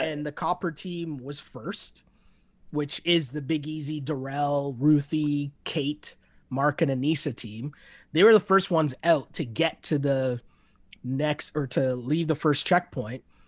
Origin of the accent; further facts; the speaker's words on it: Toronto, Ontario, Canada; we're both from Toronto